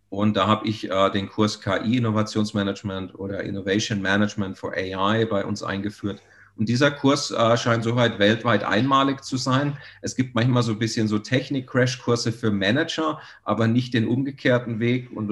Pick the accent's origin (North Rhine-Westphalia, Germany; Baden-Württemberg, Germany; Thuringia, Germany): Baden-Württemberg, Germany; Also ich komme ursprünglich aus Baden-Württemberg.